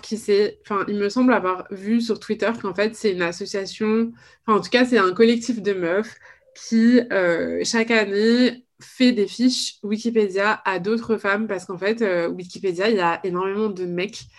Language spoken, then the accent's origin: French; Paris, Île-de-France, France; je, suis née et j'ai grandi à Paris